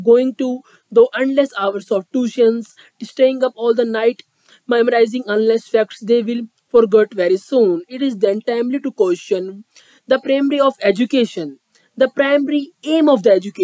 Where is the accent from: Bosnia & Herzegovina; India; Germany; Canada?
India; I am from India